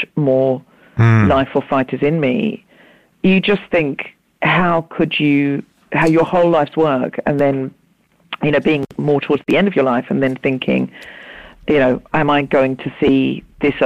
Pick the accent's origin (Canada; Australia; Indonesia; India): Australia; now in United Kingdom; I was raised in Australia